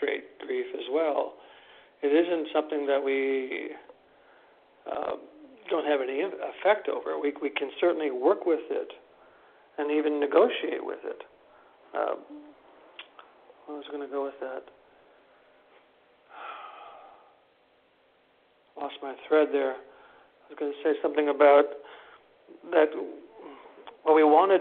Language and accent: English; Wisconsin, United States; moved away; in this very conservative little locale, which is where I'm from Wisconsin